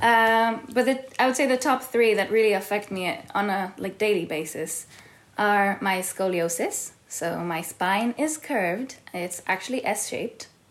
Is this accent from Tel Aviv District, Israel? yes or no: yes; Tel Aviv, Tel Aviv District, Israel; moved away; also born or lived in California; I was born and raised in Tel Aviv and in California